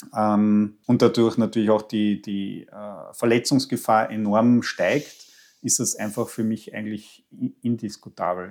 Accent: Austria; bei uns in Österreich

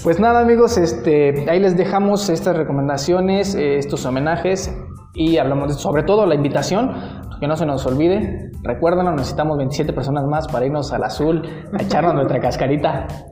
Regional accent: Mexico; un orgullo como mexicano

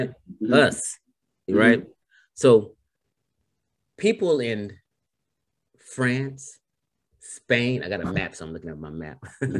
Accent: Carson, California, United States; when I grew up in Carson, Cerrito, we have a huge Samoan population. out here.

